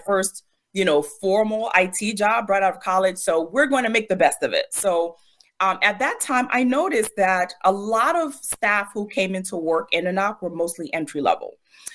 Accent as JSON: {"language": "English", "area": "Prince George's County", "region": "Maryland", "country": "United States", "tie": "born or raised there", "said": "I grew up in Maryland, Prince George's County, Maryland."}